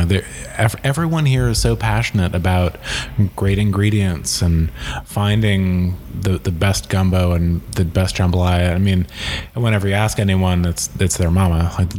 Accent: Long Island, New York, United States; now in New Orleans, United States; I was born on Long Island in New York and started coming to New Orleans about 10 years ago.

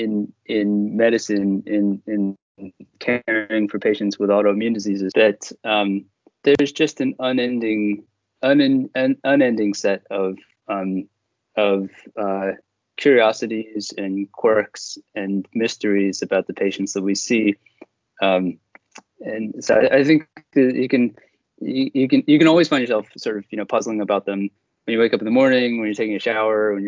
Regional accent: Philadelphia, Pennsylvania, United States; I grew up in Philadelphia

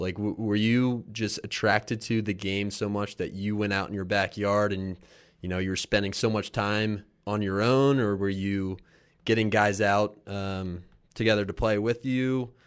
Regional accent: Philadelphia, Pennsylvania, United States; now in Baltimore, United States; Philly, where I grew up.

